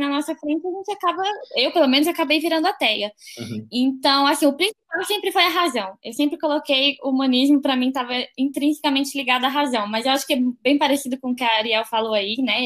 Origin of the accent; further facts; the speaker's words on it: Brasília, Federal District, Brazil; sou de Brasília, moro em Brasília também